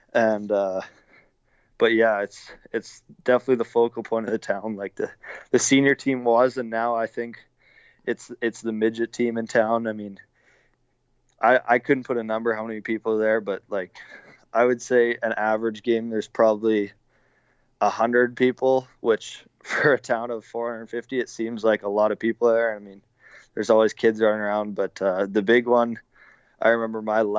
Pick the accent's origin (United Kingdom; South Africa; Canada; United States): Canada; Munster, Saskatchewan; Yeah, I mean, I've been around it my whole life. Munster, obviously, population, I think it's probably 450 people on a good day.